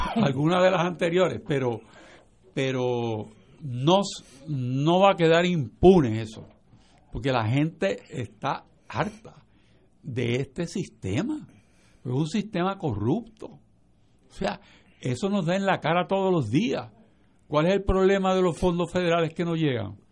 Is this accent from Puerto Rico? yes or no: yes; Puerto Rico